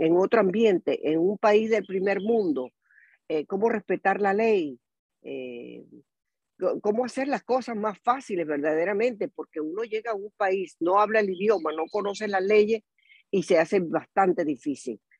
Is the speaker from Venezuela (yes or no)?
yes; Venezuela; moved away as an adult; also born or lived in Tampa Bay, United States; now in Tampa, United States; yo soy venezolana. Eh, tengo en Estados Unidos más de, más de 42 años hasta ahora.